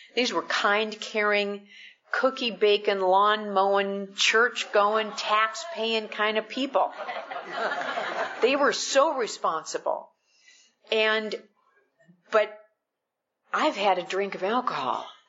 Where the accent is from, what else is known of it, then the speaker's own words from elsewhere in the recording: Midwest, United States; I'm I'm from the Midwest